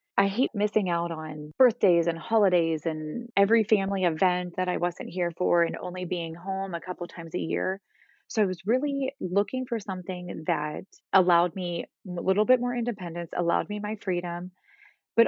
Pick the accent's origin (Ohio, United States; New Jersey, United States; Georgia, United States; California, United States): Ohio, United States; Northeast; moved away as an adult; also born or lived in Texas; I grew up in Northeast Ohio, moved to Texas for about 8 years, and now am living back in Northeast Ohio close to my family